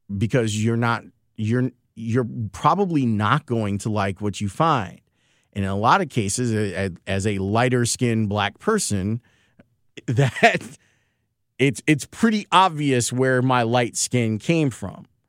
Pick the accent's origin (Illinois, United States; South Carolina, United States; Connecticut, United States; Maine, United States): Illinois, United States; Chicago; I was born in the Loden Homes project, so off of ninety-fifth Street. And I spent the majority of my time growing up. Not, I went to school across the street at Saint Thaddeus, right there on ninety-fifth and Harvard